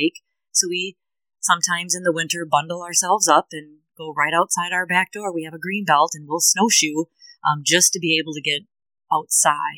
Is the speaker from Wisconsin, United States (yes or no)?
yes; Janesville, Wisconsin, United States; I've been born and raised in Janesville, Wisconsin